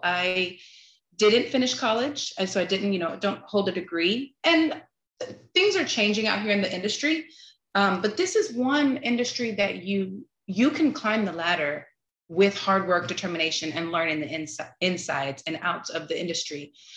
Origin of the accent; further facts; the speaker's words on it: Texas, United States; also born or lived in California; I'm originally from California um, relocated to Texas when I was a kid.